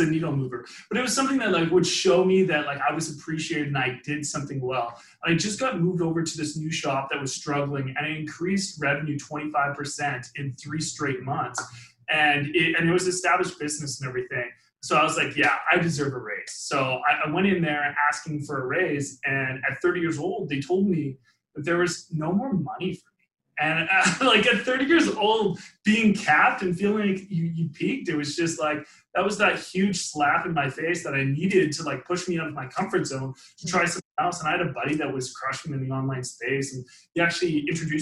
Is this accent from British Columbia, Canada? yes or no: yes; Langley, British Columbia, Canada; I grew up just in Vancouver, British Columbia, actually, Langley to be exact